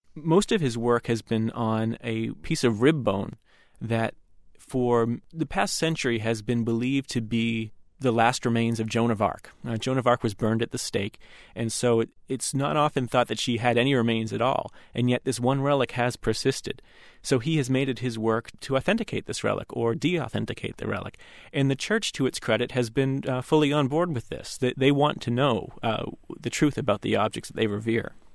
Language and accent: English; United States; an American Catholic, growing up far from where the vast majority of relics are